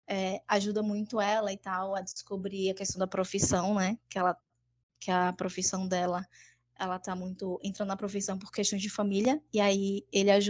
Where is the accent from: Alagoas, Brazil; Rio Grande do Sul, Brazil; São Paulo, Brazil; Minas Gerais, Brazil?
Alagoas, Brazil; Traipu; eu sou de Alagoas, Traipu.